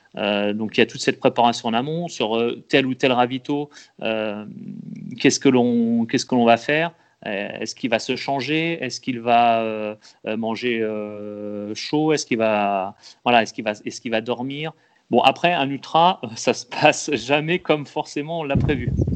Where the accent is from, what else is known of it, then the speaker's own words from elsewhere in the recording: Loir-et-Cher, Centre-Val de Loire, France; je viens de, je suis du Loir-et-Cher